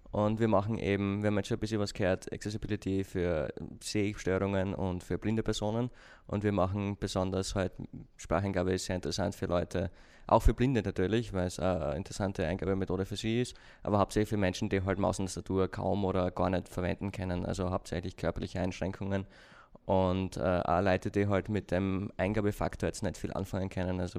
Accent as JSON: {"language": "German", "country": "Austria", "accent": "Austrian", "said": "muss aufpassen auf meinen Akzent, ich bin ein Österreicher, falls"}